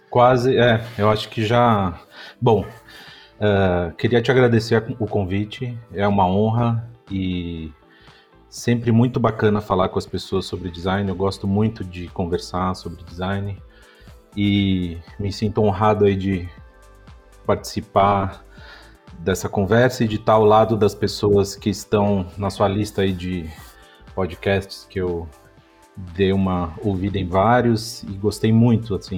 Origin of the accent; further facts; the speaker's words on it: São Paulo, Brazil; also born or lived in Austin, Texas; eu nasci em São Paulo. Uh, eu sou paulistano